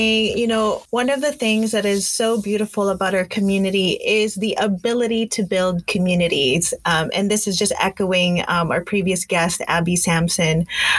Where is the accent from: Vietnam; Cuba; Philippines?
Philippines; now in Canada; this is a power that I'm claiming as a Filipino AX existing in existing in this space in Canada. Like you said, we are one of the largest diasporas.